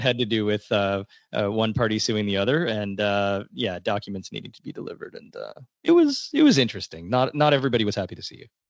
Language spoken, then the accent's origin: English; Toronto, Ontario, Canada; I was born, raised, and still live in the great city of Toronto.